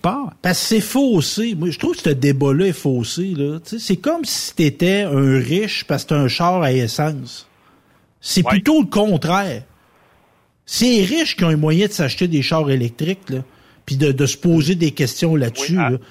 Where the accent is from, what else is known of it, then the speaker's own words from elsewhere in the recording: Quebec, Canada; chez nous, au Québec